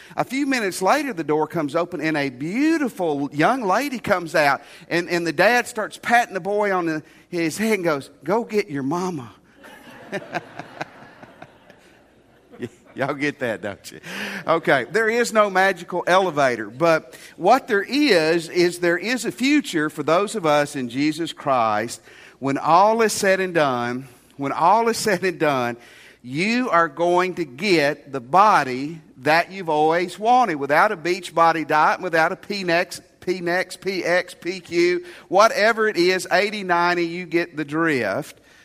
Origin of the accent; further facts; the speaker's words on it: Tennessee, United States; my home state of Tennessee